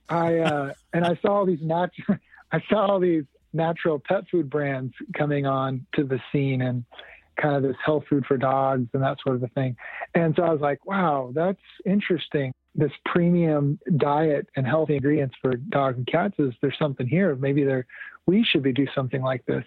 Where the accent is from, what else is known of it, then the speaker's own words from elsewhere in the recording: rural Texas, United States; I grew up in Texas in a um, entrepreneur family business